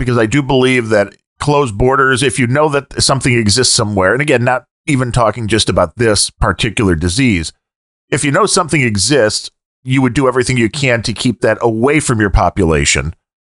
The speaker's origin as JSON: {"language": "English", "country": "United States"}